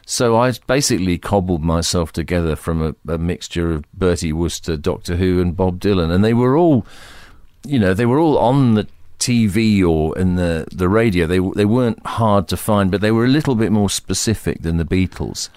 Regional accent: United Kingdom; the environment was Britain in the early and mid nineteen fifties

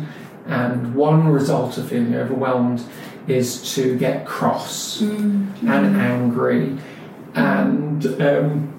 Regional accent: London, United Kingdom; I was born in London, I was born in Muswell Hill, Whittington Hospital from Haringey. My life was standard British London life

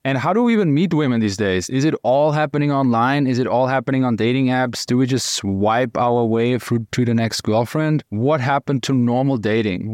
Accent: Austria; I'm from Austria, German speaking

